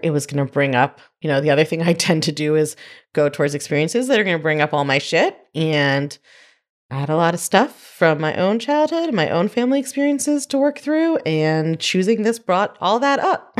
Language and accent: English; New York, United States; I'm a New Yorker